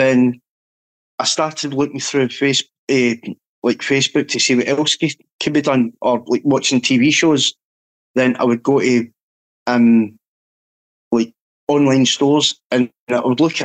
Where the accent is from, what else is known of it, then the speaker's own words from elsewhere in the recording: Scotland, United Kingdom; being Scottish